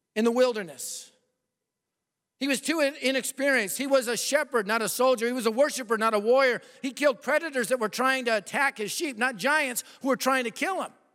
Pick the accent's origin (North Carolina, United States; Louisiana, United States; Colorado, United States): Colorado, United States; moved away; I'm from Colorado